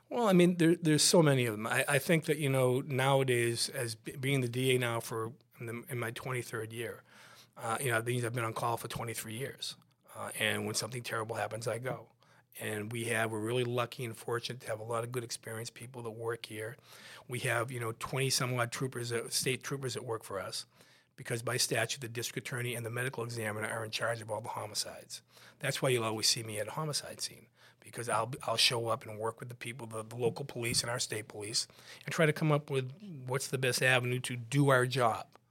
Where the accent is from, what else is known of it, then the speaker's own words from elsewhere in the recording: West Bridgewater, Massachusetts, United States; I grew up, I grew up in West Bridgewater, a little town right next to Brockton